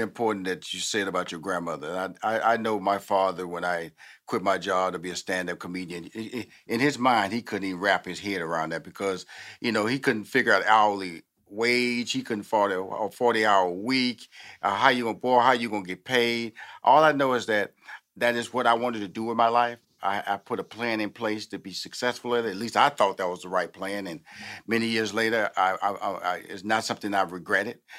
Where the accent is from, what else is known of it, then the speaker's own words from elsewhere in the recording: Houston, Texas, United States; also born or lived in New York / Chicago / Los Angeles; now in Atlanta, United States; I'm born and raised in Houston